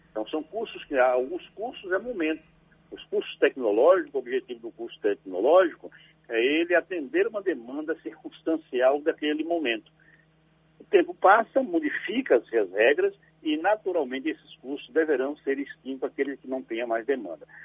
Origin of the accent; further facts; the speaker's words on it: Alagoinhas, Bahia, Brazil; born there; Eu nasci em Alagoinhas, mas vivi muito tempo em Sagre Dias, na aquela região lá de Mimoso